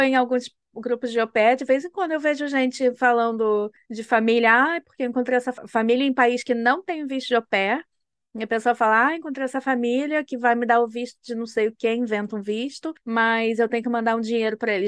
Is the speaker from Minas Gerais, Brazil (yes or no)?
no; Rio de Janeiro, Brazil; moved away as an adult; also born or lived in United States / Germany; eu sou, né, do estado do Rio